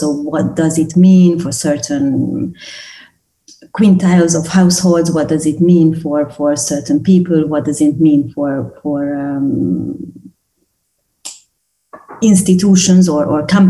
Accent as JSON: {"language": "English", "country": "Hungary", "said": "coming from Hungary"}